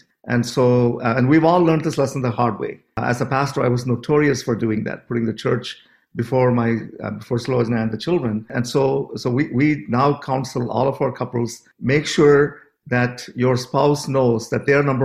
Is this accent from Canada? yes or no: yes; Canada; we're from Canada